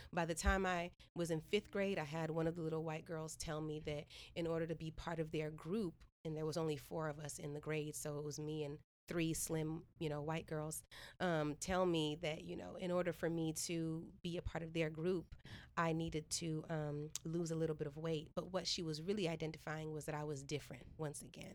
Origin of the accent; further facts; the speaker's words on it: Stockton, California, United States; also born or lived in Washington, D.C.; I was born in D.C., raised in Stockton